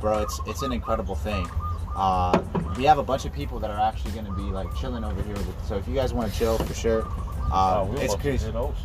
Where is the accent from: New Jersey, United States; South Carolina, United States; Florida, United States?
Florida, United States; Miami; I'm from Miami.